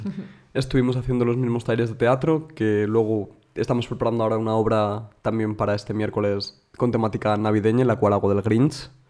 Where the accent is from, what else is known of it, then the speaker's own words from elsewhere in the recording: Madrid, Community of Madrid, Spain; now in Munich, Germany; yo soy de Madrid, pero vivo en Múnich.